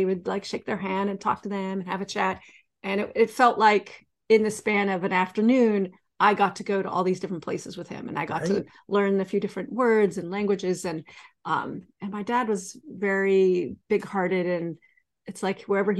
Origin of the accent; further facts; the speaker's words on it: Sonoma, California, United States; I grew up in Sonoma, but my father worked in San Francisco.